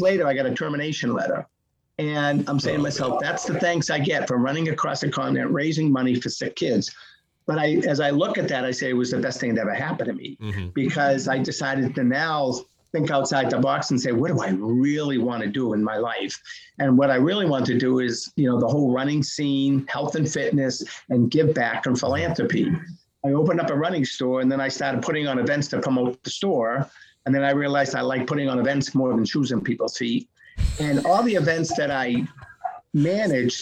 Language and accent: English; Medford, Massachusetts, United States; also born or lived in Boston; growing up in Boston